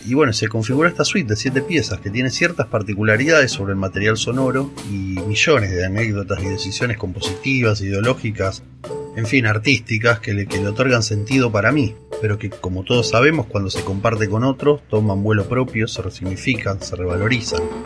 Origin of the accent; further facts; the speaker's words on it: General Pico, La Pampa, Argentina; now in Buenos Aires, Argentina; Nací me crié en General Pico, hoy vivo en Buenos Aires